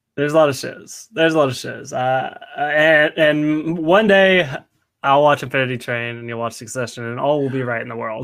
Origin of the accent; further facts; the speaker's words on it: Nashville, Tennessee, United States; I was born and raised in Nashville, Tennessee